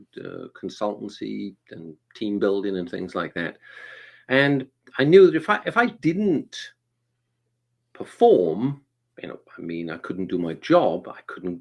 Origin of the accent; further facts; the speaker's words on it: Wales, United Kingdom; now in Atlanta, United States; I'm originally from the UK. I'm from a little place called Wales.